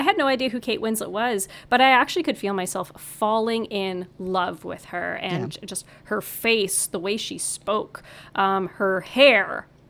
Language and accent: English; Kapuskasing, Ontario, Canada; my hometown, by the way, I'm realizing I'm talking so much about this, Kapuskasing, Ontario.